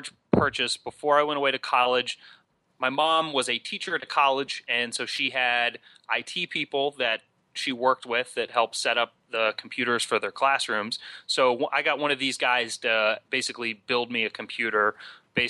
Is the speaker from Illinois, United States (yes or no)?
no; Huntington, West Virginia, United States; moved away as an adult; also born or lived in Duke University, North Carolina; I grew up in Huntington, West Virginia